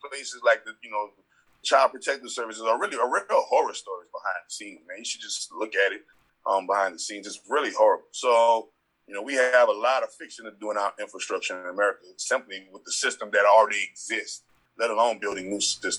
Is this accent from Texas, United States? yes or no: no; New Orleans, Louisiana, United States; also born or lived in Las Vegas, Nevada; the street that I grew up in on the West Bank of New Orleans